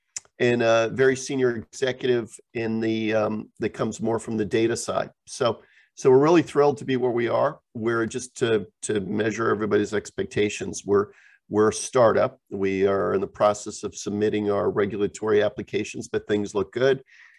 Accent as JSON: {"language": "English", "region": "Geneva", "country": "Switzerland", "tie": "born or raised there", "also_born_or_lived": "New Jersey / Japan / Europe", "said": "I am American, born in New Jersey, but I grew up high school in Geneva, Switzerland, went to Georgetown, I went to business school, and then basically lived in Japan and then in Europe for all my life."}